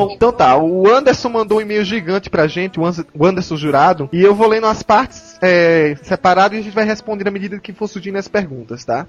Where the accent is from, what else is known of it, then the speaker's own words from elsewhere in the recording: Pernambuco, Brazil; now in São Paulo, Brazil; Nasci em Pernambuco, mas também vim pra São Paulo.